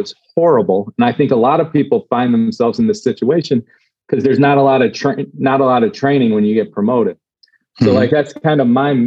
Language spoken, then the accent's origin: English; Cleveland, Ohio, United States; moved away; I grew up in Cleveland